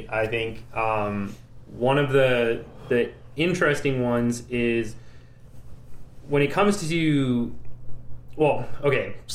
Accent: Vancouver, British Columbia, Canada; growing up in Vancouver, there were maybe four black people, and two of them were in my family.

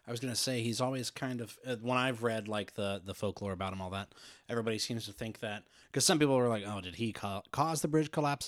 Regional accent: Midwest, United States; accent: plain Midwestern; that plain Midwestern

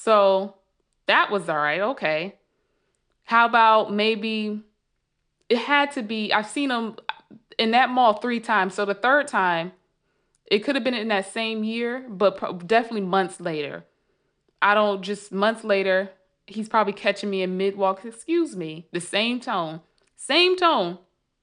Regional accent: Sandy Springs, Georgia, United States; And luckily I had the pleasure of living here and growing up in Sandy Springs, Dunwoody.

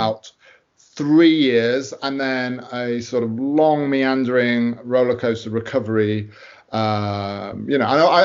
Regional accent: United Kingdom; I'm a British author

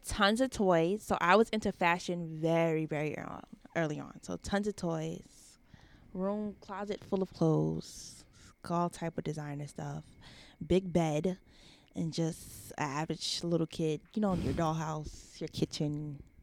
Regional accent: Long Island, New York, United States; I'm from New York. So, I was born in Long Island

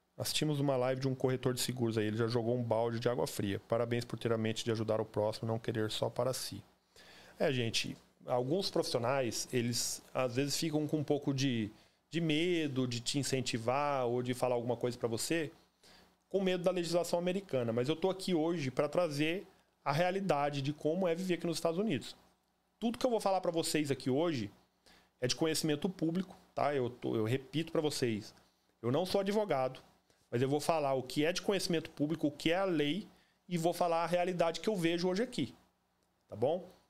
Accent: Campo Grande, Mato Grosso do Sul, Brazil; moved away as an adult; also born or lived in Cuiabá, Mato Grosso; now in Orlando, United States; Eu sou nascido e criado no Jardim Panamá, em Campo Grande

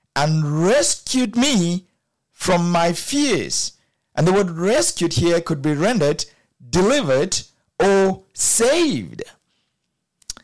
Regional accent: Cameroon; I grew up in Cameroon

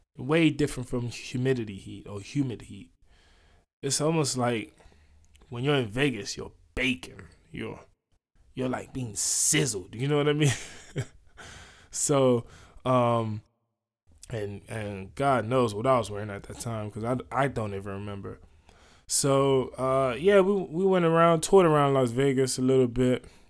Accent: London, United Kingdom; moved away; also born or lived in United States; I grew up here in London

